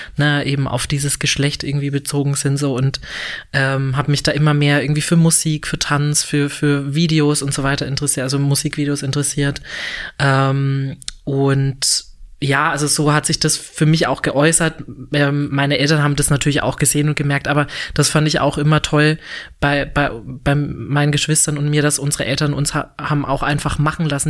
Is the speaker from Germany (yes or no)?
yes; a small village near Würzburg, Franconia, Bavaria, Germany; now in Berlin, Germany; ich bin tatsächlich nicht direkt in Würzburg aufgewachsen, sondern in einem kleinen Dorf in der Nähe von Würzburg, also so 20 Kilometer entfernt von Würzburg